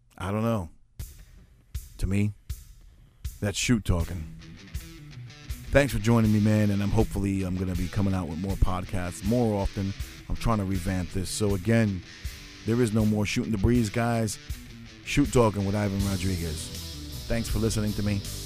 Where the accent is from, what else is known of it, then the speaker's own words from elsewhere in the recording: United States; I'm an American of Puerto Rican descent. I'm second generation born here in the United States